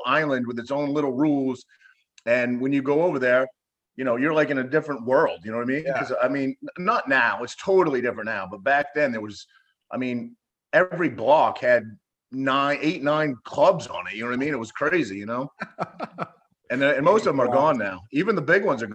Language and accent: English; Cherryfield, Maine, United States; moved away; my hometown, I grew up in a tiny little town in Maine called Cherryfield